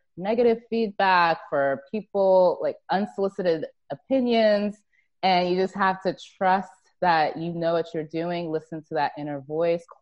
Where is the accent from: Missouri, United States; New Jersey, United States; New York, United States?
New Jersey, United States; Plainfield; moved away; also born or lived in Grand Canyon; I was born in Plainfield, and then spent some time in Scotch Plains as a young kid